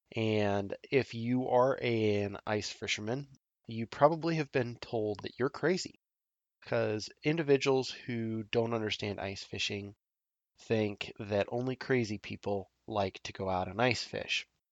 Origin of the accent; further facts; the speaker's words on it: Nebraska, United States; my home state of Nebraska